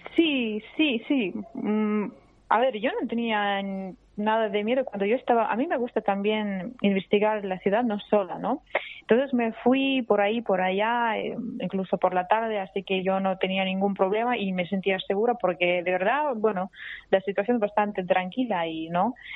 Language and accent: Spanish; Russia; Spanish is a second language; moved away as an adult; also born or lived in Abkhazia, Georgia; now in Barcelona, Spain; yo con mis padres me fui a Rusia porque empezó la guerra, ¿no? Y entonces yo crecí en Rusia.